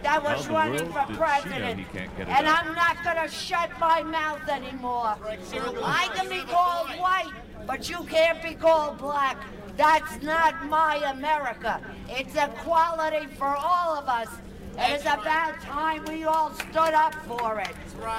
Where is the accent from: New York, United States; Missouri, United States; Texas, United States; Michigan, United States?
New York, United States; New York City; I'm from Manhattan.